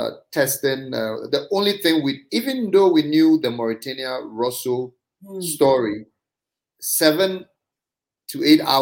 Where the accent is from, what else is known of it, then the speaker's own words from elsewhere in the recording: Mamfe, Eastern Region, Ghana; I grew up in Manfe, in the Eastern region